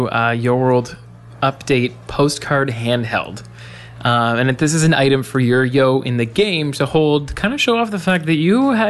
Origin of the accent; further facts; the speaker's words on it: Canada; I'm sorry that we're so Canadian. Oh, I just apologize for being Canadian. We say about